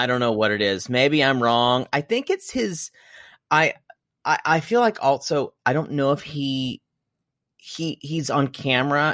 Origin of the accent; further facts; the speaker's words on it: Midwest, United States; I'm from the Midwest